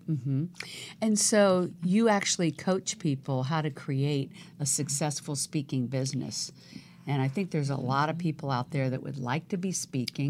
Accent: right outside DC, Virginia, United States; now in Los Angeles, United States; I was born right outside D C

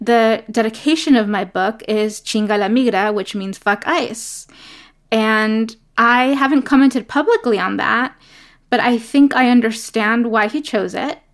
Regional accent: New York City, New York, United States; also born or lived in Ecuador; was born in Ecuador and grew up in New York City. in Brooklyn and in Queens

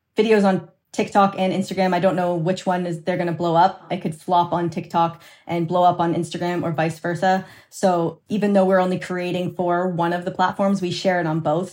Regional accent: Canada; I'm Canadian, uh, my partner's Canadian, so our business is registered in Canada

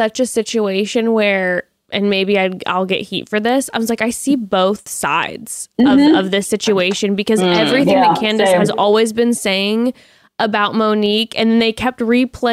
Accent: Orange County, California, United States; growing up in Orange County

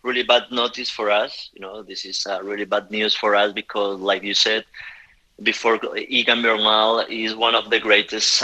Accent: Bogotá, Colombia; English is a second language; I'm from Bogota

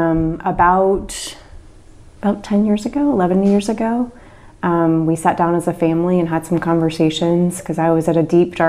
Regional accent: Henrico, Virginia, United States; I was born just outside of Richmond, Virginia, in Henrico, Virginia

